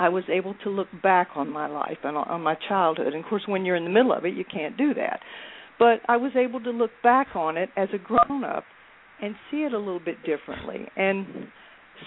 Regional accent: West Virginia, United States; moved away; my hometown in West Virginia

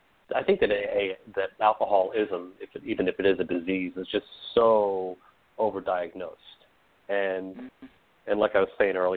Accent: New England, United States; I grew up in the Northeast in New England

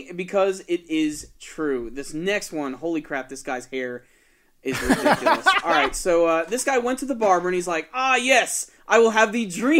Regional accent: New York, United States; We're from New York, you know, born and raised.

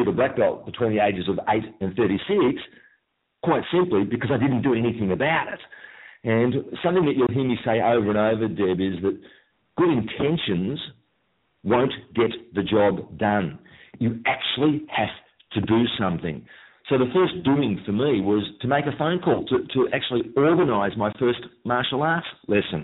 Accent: Melbourne, Victoria, Australia; I'm from Melbourne, Australia.

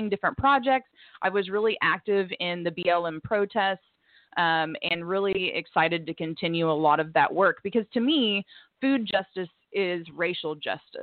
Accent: Bixby, Oklahoma, United States; also born or lived in Fresno, California; I grew up in Bixby, Oklahoma. So I went to Bixby from 1st through 12th grade, grew up in Tulsa

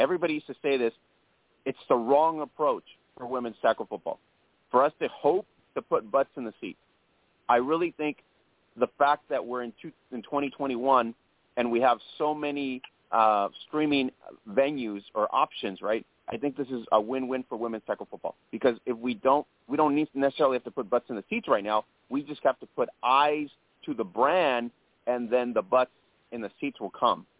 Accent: Las Vegas, Nevada, United States; I'm originally from Las Vegas and I want to watch my Vegas team, right?

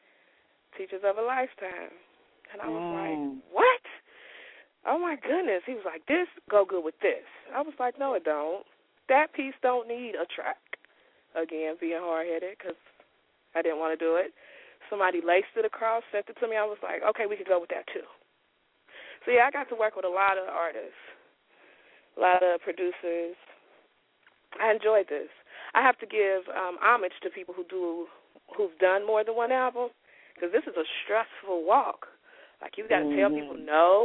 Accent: Cincinnati, Ohio, United States; I'm from Cincinnati

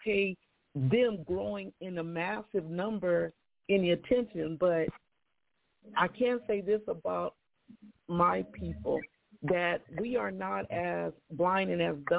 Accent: San Bernardino, California, United States; my hometown, San Bernardino

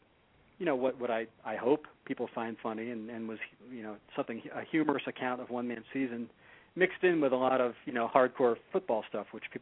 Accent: Boston, Massachusetts, United States; I grew up in Boston, so I grew up a, you know, Pats, Red Sox, Bruins, Celtics fan

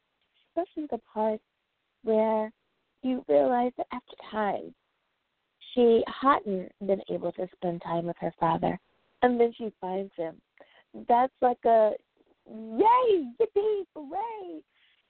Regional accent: United States; the USA, woohoo, my home country

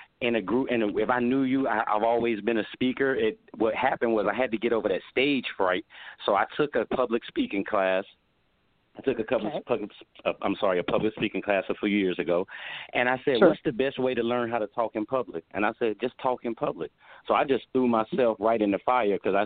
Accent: Wallace, North Carolina, United States; moved away as an adult; now in California, United States; I came from Wallace, North Carolina. It's a very small town on eastern North Carolina down on the Atlantic Ocean. It's a farming town, plenty of different farms. We grew up, as a matter of fact, picking blueberries.

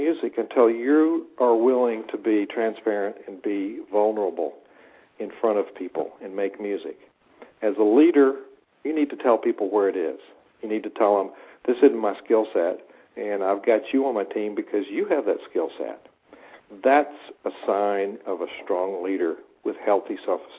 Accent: the South, United States; now in Blacksburg, United States; I come from the South

